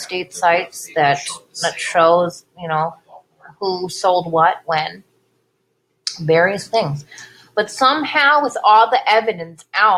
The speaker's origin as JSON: {"language": "English", "area": "Bay Area", "region": "California", "country": "United States", "moved": "yes", "said": "we're from the Bay Area, and that's what we look like. We look like we're from the Bay Area. We don't look like we're from around here."}